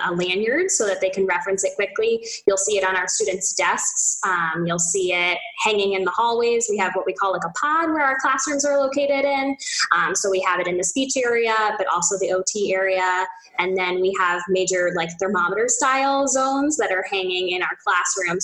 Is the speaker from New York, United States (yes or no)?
yes; Port Jefferson, New York, United States; moved away as an adult; also born or lived in Westchester County, New York; now in Boston, United States; I'm from Long Island. So I grew up in Port Jefferson